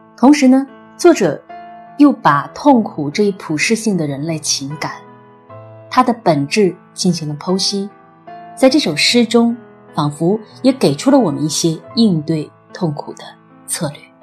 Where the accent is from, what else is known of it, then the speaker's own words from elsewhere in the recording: China; 我们中国人